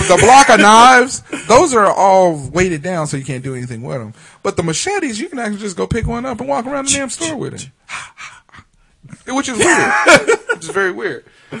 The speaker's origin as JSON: {"language": "English", "country": "Cameroon", "said": "I'm from Cameroon."}